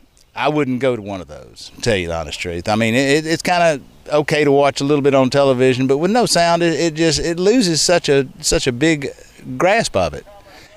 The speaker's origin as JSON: {"language": "English", "town": "Montgomery", "region": "Alabama", "country": "United States"}